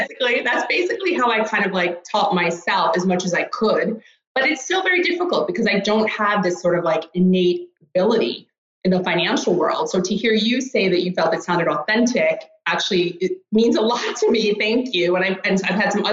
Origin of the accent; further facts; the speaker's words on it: Rockland County, New York, United States; moved away as an adult; also born or lived in Greenwich, Connecticut; now in Stockholm, Sweden; I grew up in Rockland County, New York, and I'm actually a first generation American.